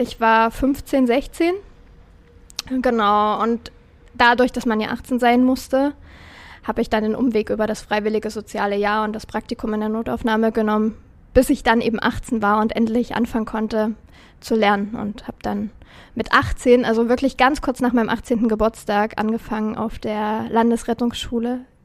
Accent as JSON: {"language": "German", "area": "Dippoldiswalde area, near Dresden", "region": "Saxony", "country": "Germany", "tie": "born or raised there", "said": "unsere Rettungswache in Dippoldeswalde"}